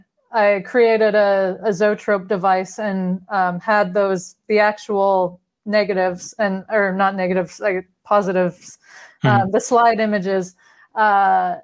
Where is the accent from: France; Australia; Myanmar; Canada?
Canada; Vancouver, British Columbia; at the time I was living in my hometown, which is Vancouver